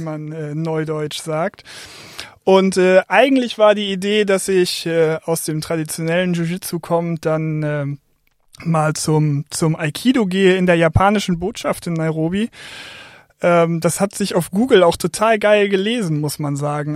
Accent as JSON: {"language": "German", "town": "Oldenburg", "region": "Lower Saxony", "country": "Germany", "tie": "born or raised there", "moved": "as an adult", "lives_now": "Essen, Germany", "said": "bin aufgewachsen in Oldenburg"}